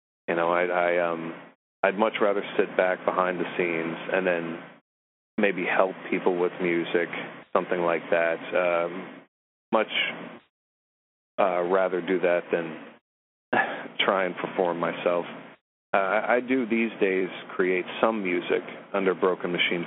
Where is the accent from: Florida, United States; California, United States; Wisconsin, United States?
Florida, United States; also born or lived in Morgantown, West Virginia; moved down south here.